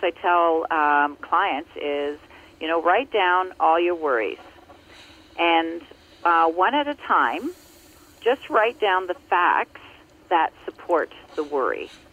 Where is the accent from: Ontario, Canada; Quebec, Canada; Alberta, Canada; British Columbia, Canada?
Ontario, Canada; also born or lived in Muskoka, Ontario; I grew up uh, in Ontario, and I now live in Muskoka, uh, in Ontario